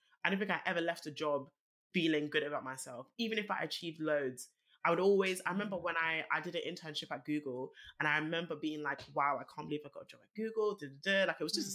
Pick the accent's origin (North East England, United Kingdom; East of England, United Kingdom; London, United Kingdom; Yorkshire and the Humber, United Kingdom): London, United Kingdom; I was obviously born and raised in Northwest London